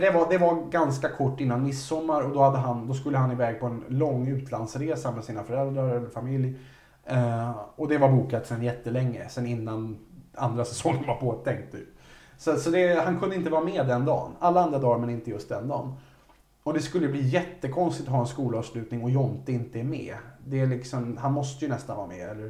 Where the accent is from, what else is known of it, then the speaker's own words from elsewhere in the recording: Resö, Västra Götaland, Sweden; jag hade en kille på Resö där jag växte upp